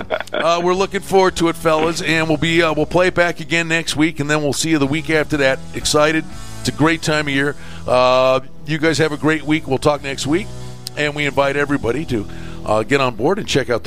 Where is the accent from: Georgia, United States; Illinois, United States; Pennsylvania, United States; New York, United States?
New York, United States; Buffalo; now in Las Vegas, United States; I'm from Buffalo